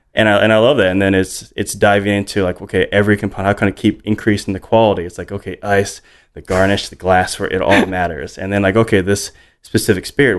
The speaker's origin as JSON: {"language": "English", "region": "Hawaii", "country": "United States", "tie": "born or raised there", "moved": "yes", "said": "I grew up in Hawaii"}